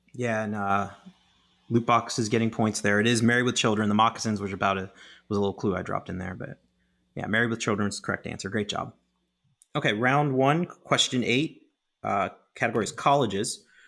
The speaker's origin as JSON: {"language": "English", "town": "Pittsburgh", "region": "Pennsylvania", "country": "United States", "tie": "born or raised there", "said": "my hometown Pittsburgh"}